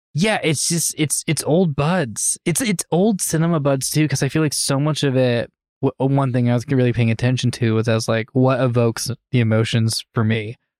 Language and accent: English; where Birdemic takes place, California, United States; moved away; my hometown is where Birdemic takes place